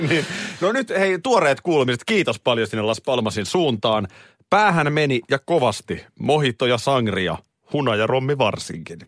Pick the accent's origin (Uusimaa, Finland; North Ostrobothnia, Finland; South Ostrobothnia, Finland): Uusimaa, Finland; Nurmijärvi; mä muistan jo lapsena ö, Nurmijärvellä.